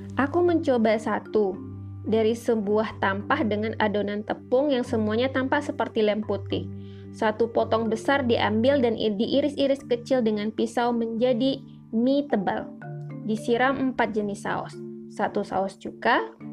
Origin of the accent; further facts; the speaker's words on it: Jakarta, Indonesia; sebagai orang Jakarta, aku terbiasa makan mie hangat